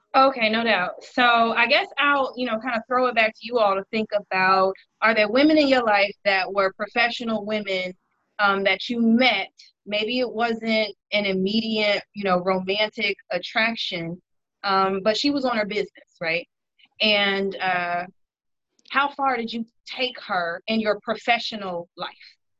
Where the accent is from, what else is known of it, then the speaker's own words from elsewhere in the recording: Chicago, Illinois, United States; I am a Chicagoan. Uh, live in Hyde Park